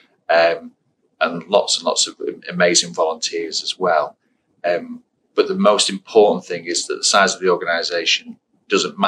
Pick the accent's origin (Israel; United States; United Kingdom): United Kingdom; Blackpool, North West England; I was born and raised in Blackpool on the Fylde Coast